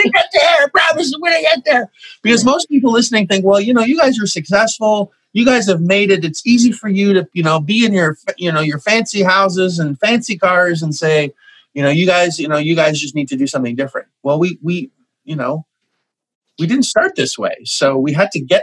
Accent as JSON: {"language": "English", "country": "Canada", "said": "I'm Canadian"}